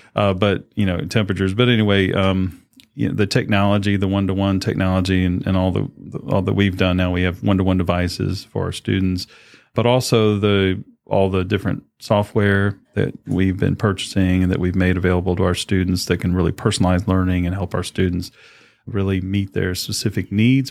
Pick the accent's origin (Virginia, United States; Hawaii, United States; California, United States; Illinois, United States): Virginia, United States; Chesapeake; moved away as an adult; also born or lived in Henry County; I had the great honor to come back home to my hometown here